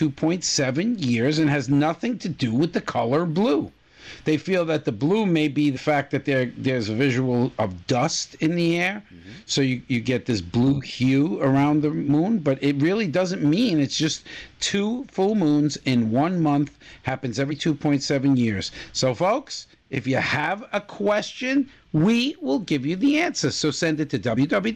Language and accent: English; Florida, United States; moved away; my home state of Florida